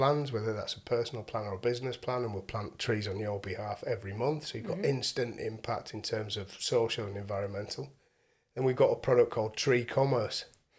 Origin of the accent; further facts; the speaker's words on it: Hull, Yorkshire and the Humber, United Kingdom; I'm from Hull, my mum's in Hull.